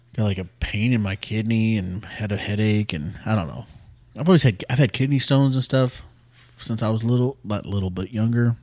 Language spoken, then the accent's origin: English; San Antonio, Texas, United States; also born or lived in Greenville / Bulverde, Texas; we moved back to San Antonio from Greenville when I was ten